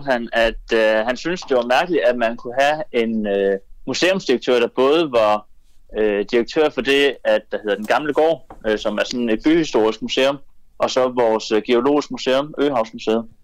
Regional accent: Denmark; jeg tænker lidt, at, at vi har ytringsfriheden hjemme i Danmark.

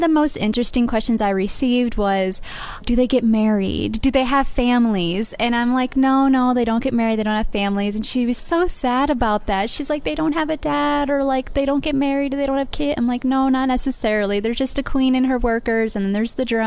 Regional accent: Iowa, United States; I'm from the state of Iowa

